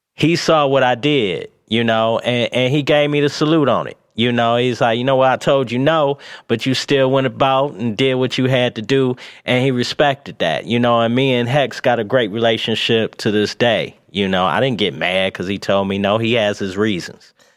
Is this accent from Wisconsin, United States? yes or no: no; Pontiac, Michigan, United States; also born or lived in Atlanta; I'm from Pontiac